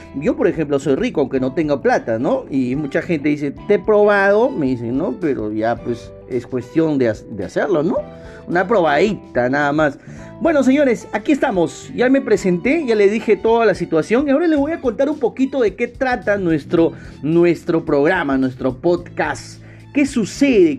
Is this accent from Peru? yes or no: yes; Peru; en mi país, por ejemplo, tenemos tres regiones naturales. La costa, ¿no? La sierra y la selva